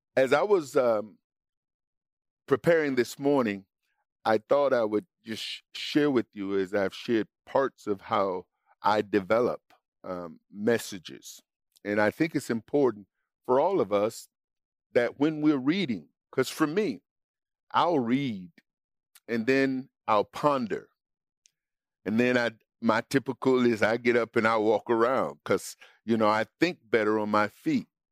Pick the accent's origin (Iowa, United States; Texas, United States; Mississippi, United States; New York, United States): Mississippi, United States; growing up in Mississippi